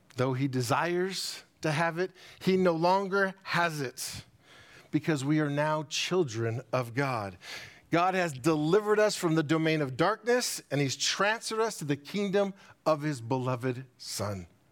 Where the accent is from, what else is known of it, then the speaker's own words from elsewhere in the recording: United States; as American Christians and being in an American society